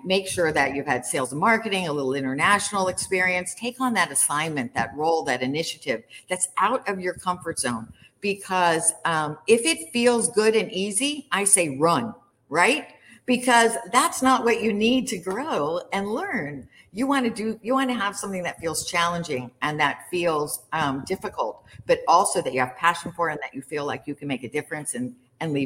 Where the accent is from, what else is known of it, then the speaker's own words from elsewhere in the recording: Kansas City, United States; growing up in Kansas City